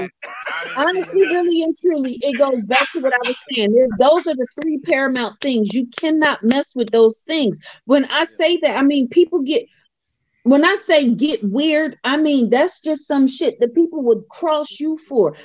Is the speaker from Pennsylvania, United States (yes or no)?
yes; Philadelphia, Pennsylvania, United States; I'm from Philly